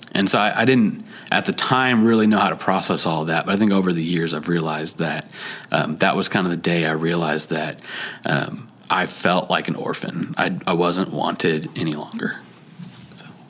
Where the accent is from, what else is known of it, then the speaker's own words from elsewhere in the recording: Dallas Fort Worth area, Texas, United States; I was born and raised in the Dallas Fort Worth area.